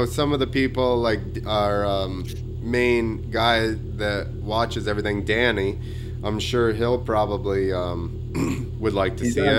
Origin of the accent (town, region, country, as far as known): United States